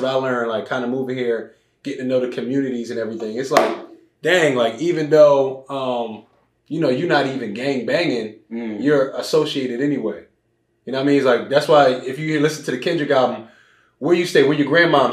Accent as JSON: {"language": "English", "town": "Philadelphia", "region": "Pennsylvania", "country": "United States", "tie": "born or raised there", "moved": "as an adult", "lives_now": "Los Angeles, United States", "said": "Born and raised Philadelphia."}